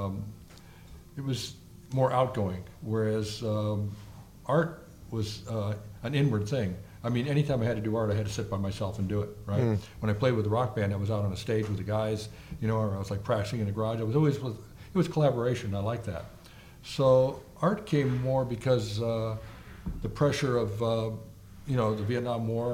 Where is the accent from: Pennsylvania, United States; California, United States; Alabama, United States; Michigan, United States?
California, United States; Southern; also born or lived in Oceanside, California / East Coast / Chicago; I grew up in Southern California. I mean, from the time I was like 5 years old, I was here